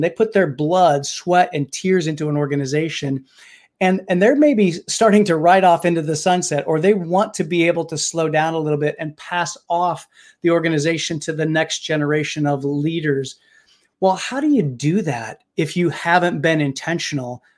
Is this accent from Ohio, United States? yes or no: no; Indiana, United States; now in Pittsburgh, United States; I actually was born and raised in Indiana